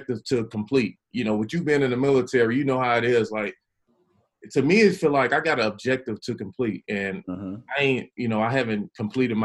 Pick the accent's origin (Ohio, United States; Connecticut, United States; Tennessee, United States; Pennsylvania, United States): Tennessee, United States; Chattanooga; I grew up in the West Side, Chattanooga